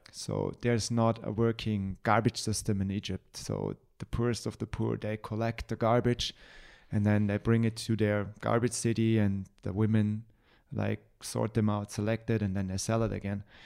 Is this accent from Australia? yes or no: no; Germany; I'm white, just because I'm from Germany